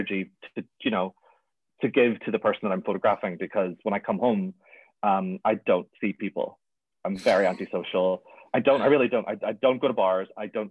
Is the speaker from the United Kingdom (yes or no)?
yes; Belfast, Northern Ireland, United Kingdom; I'm from Belfast, so I'm very not anti-religion